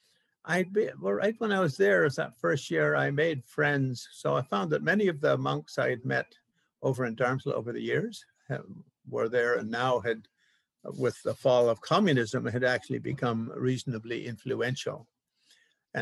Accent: Canada; I'm a Canadian

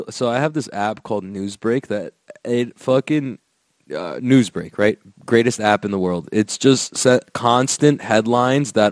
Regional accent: Florida, United States; I'm from Florida, bro. Everyone loves DeSantis out here, dog.

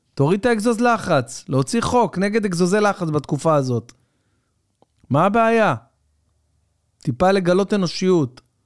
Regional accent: Tel Aviv-Yafo, Tel Aviv District, Israel; אני שיחקתי בילדותי במכבי יפו. גדלתי ביפו

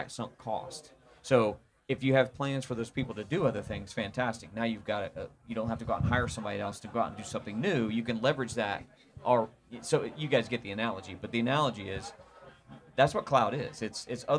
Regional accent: Indiana, United States; I'm from Indiana, so, you know, I speak American, not English

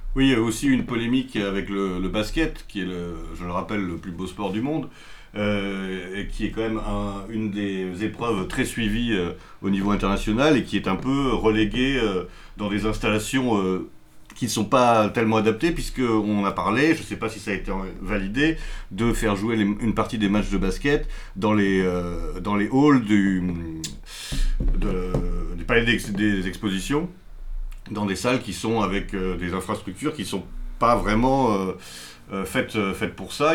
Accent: Paris, Île-de-France, France; en tant que Parisien

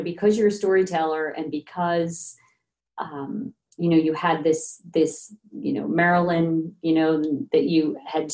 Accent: outside of Philadelphia, Pennsylvania, United States; I grew up outside of Philadelphia

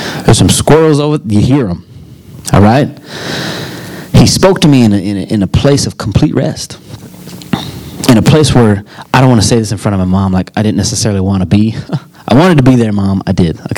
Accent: United States; I'm an American citizen. Why is that? Because I was born here

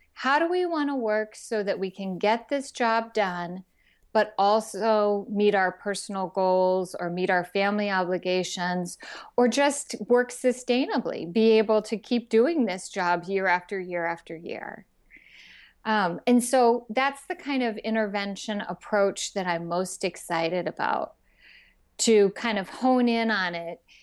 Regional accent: Texas, United States; when I was a teenager growing up in Texas

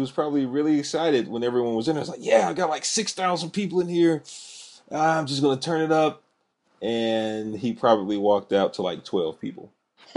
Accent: Texas, United States; I'm from Texas.

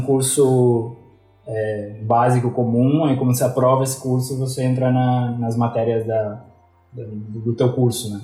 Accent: Curitiba, Paraná, Brazil; moved away as an adult; also born or lived in Florianópolis; Eu sou de Curitiba, mas sempre soube que sempre vivi entre Curitiba e Florianópolis

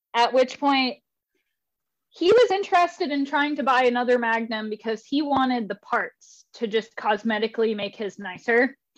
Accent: Spirit Lake, Idaho, United States; I'm originally from Idaho

